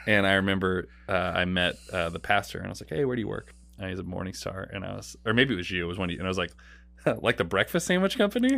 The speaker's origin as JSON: {"language": "English", "town": "Portland", "region": "Oregon", "country": "United States", "tie": "born or raised there", "also_born_or_lived": "Saint Louis", "moved": "as an adult", "said": "I grew up in Oregon"}